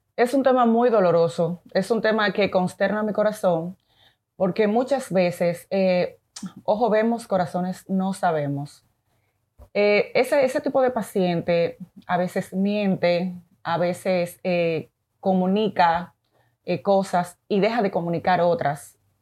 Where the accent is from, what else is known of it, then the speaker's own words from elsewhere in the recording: Dominican Republic; also born or lived in Venezuela; mi país es maravilloso